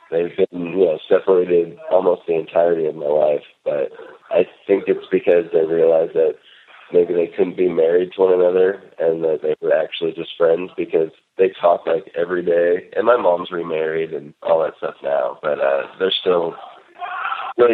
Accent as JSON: {"language": "English", "town": "Gainesville", "region": "Florida", "country": "United States", "tie": "born there", "lives_now": "Northern California, United States"}